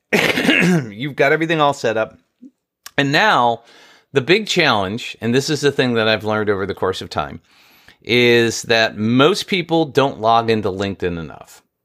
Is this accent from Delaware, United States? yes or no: no; New York, United States; I grew up in New York